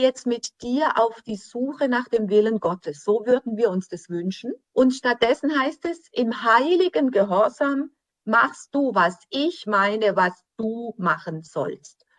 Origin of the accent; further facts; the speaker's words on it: Germany; für uns als Deutsche